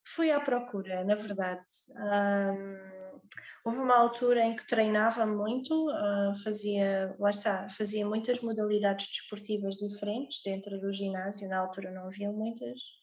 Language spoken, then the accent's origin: Portuguese; Olhão, Algarve, Portugal; sou do Algarve, em Portugal, Olhão, mais precisamente